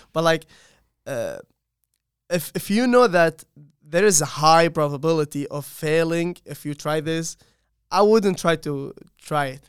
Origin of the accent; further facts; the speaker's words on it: Saudi Arabia; moved away as an adult; now in Charlotte, United States; I'm from Saudi Arabia